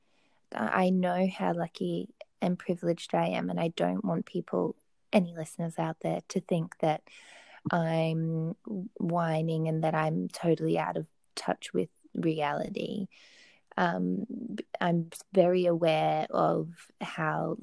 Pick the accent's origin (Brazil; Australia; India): Australia; Brisbane, Queensland; moved away as an adult; also born or lived in Melbourne, Australia; now in Bordeaux, France; I'm living in Bordeaux. I'm from Brisbane in Australia, and moved to Melbourne in 2013